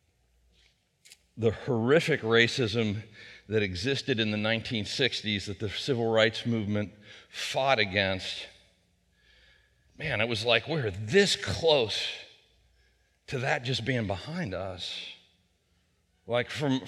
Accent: Wheeling, West Virginia, United States; I grew up in Elm Grove out on Big Wheeling Creek out over the Marshall County line.

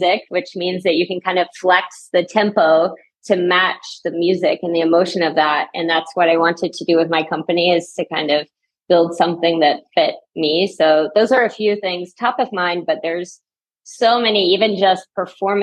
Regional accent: Knoxville, Tennessee, United States; moved away as an adult; also born or lived in New York City / Paris; from Knoxville, Tennessee, originally.

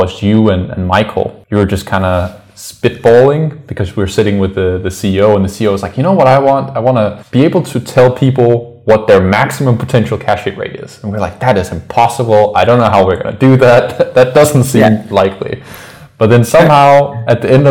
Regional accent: Denmark; I'm from Denmark, and I'm currently sitting in Denmark

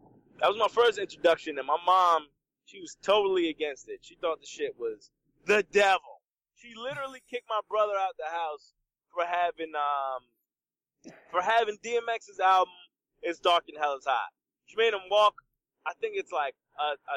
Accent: Trenton, New Jersey, United States; I grew up in Trenton, New Jersey

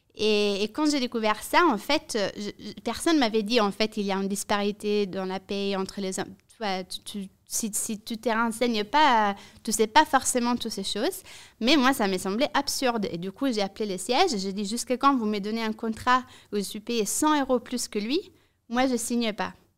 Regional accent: Italy; French is a second language; now in Brussels, Belgium; je suis rentrée en Italie. Je suis italienne à la base. Euh, je n'avais jamais travaillé en Italie

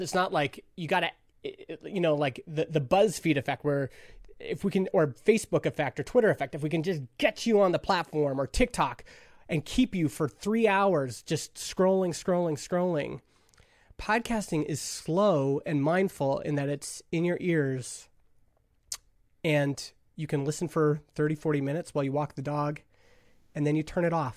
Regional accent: Stony Plain, Alberta, Canada; a kid growing up in Stony Plain, Alberta, this little farming town of five thousand people

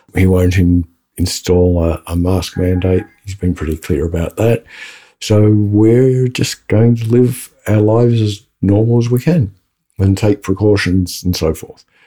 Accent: Australia; I am Australian because I said Brisbane.

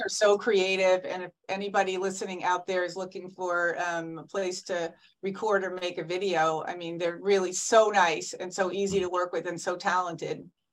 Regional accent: Fairfield, Connecticut, United States; I'm from Fairfield, Connecticut

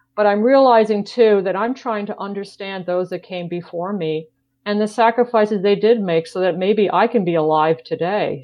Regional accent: New York, United States; moved away; I grew up in New York.

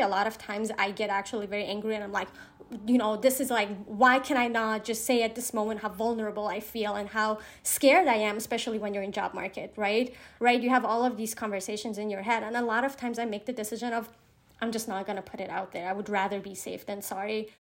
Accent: Iran; I'm from Iran

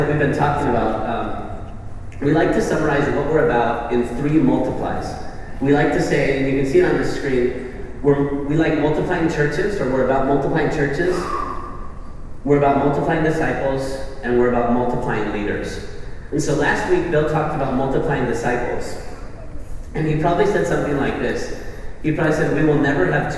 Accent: Spain; We're all from Spain

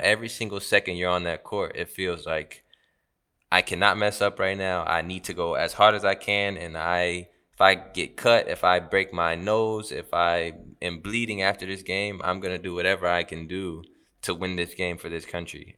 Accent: United States; moved away as an adult; now in Turkey; I grew up in America and I lived at home for eighteen years

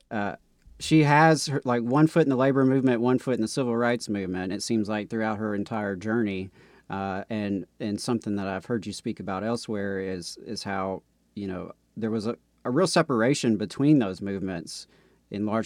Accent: the South, United States; having been born and raised in the South, and certainly not yeah. in a progressive household

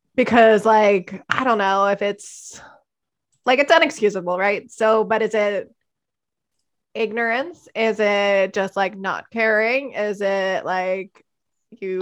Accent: Hatboro, Pennsylvania, United States; I'm from Hatboro, Horsham

